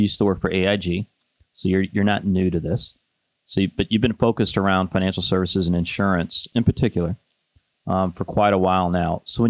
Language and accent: English; Detroit, Michigan, United States; I had to get the oot in there because I grew up in Detroit.